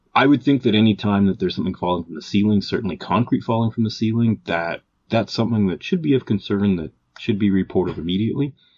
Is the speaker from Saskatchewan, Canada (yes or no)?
no; Calgary, Alberta, Canada; we're both from Calgary, Alberta, Canada.